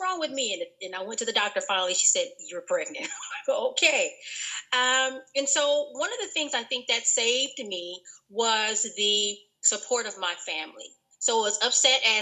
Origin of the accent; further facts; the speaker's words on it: Los Angeles, California, United States; I am from South Los Angeles, born and raised